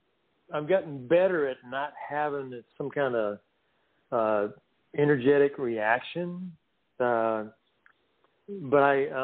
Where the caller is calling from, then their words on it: North Carolina, United States; Yeah, this is …. I'm in the mountains of North Carolina.